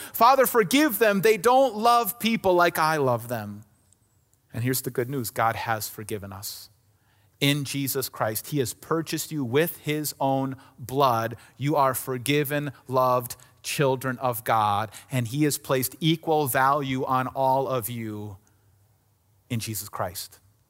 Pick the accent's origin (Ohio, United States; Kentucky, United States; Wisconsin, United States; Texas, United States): Wisconsin, United States; Somers; I grew up in Summers, Wisconsin, right next to Kenosha, Wisconsin, right? And that was about as big as my world was.